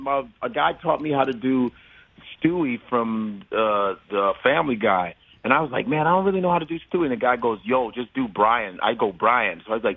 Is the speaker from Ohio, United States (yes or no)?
yes; Cleveland, Ohio, United States; I'm going to tell you this right now. I'm from Cleveland.